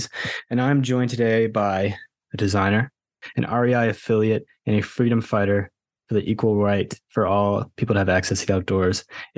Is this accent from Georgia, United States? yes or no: yes; Georgia, United States; I'm from Georgia.